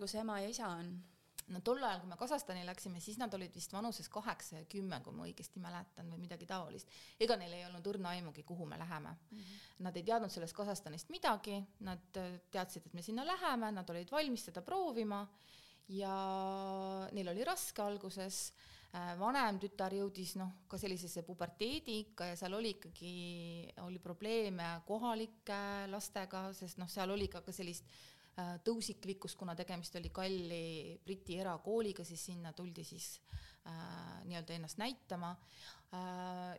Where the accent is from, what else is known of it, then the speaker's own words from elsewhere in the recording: Keila, Harju County, Estonia; moved away as an adult; also born or lived in Belgium / Kazakhstan; ma olen sündinud Keilas, seal õppinud